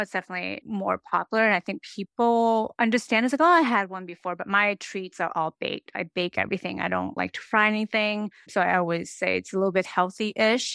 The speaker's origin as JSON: {"language": "English", "country": "United States", "tie": "born or raised there", "also_born_or_lived": "San Francisco Bay Area / Japan", "lives_now": "Needham, United States", "said": "I was born and raised in America"}